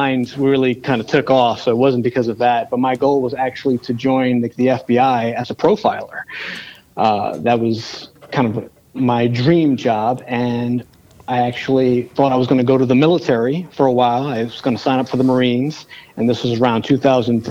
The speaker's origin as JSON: {"language": "English", "town": "New York City", "region": "New York", "country": "United States", "tie": "born or raised there", "said": "growing up in the South Bronx"}